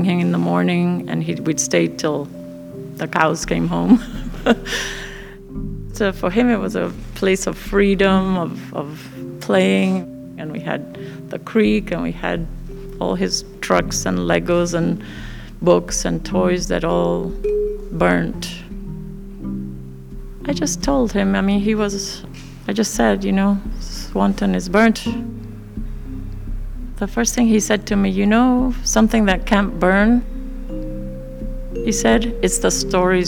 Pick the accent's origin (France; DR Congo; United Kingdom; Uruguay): Uruguay; now in Santa Cruz, United States; I'm from Uruguay. I've been in Santa Cruz for over 40 years